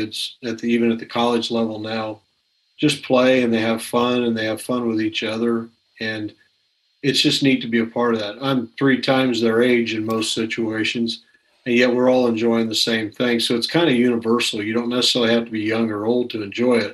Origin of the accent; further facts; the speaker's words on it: near Lafayette, Indiana, United States; we grew up near Lafayette, Indiana